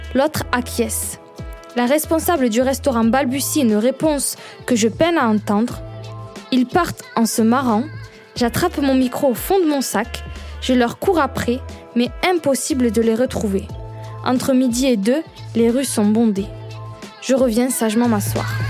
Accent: Perpignan, Occitania, France; je viens du Sud de Perpignan plus exactement, comme mon accent le trahit

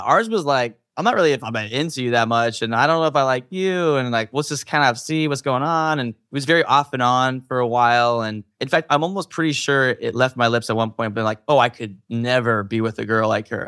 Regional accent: Utah, United States; I grew up in Utah, which is a specific type of community.

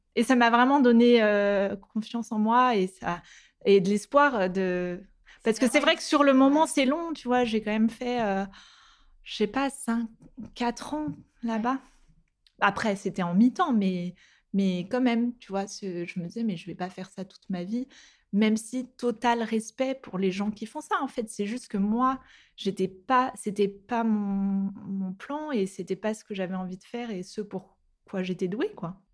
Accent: Nantes, Pays de la Loire, France; on vient de Nantes à la base et on a notre famille là-bas, on a bougé à Nantes.

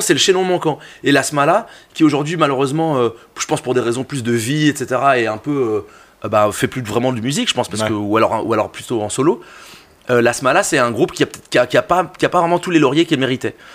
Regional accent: Brussels, Brussels-Capital Region, Belgium; j'ai grandi à côté de deux endroits qui m'ont forgé pour deux raisons différentes. Le Forêt Nationale pour les concerts

